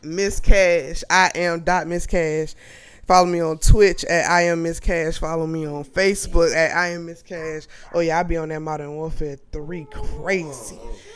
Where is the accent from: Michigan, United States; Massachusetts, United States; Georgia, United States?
Georgia, United States; Savannah; also born or lived in The Bronx, New York; I was born in the Bronx, and my mama wanted to give me a better life. That's what she say. And we came down here, and I was about 5 years old when we got here. We stayed on Fair Street in West Savannah.